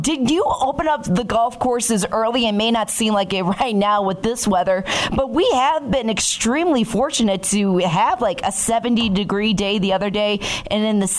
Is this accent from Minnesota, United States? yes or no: no; Chicago, Illinois, United States; moved away; I'm originally from the Chicago area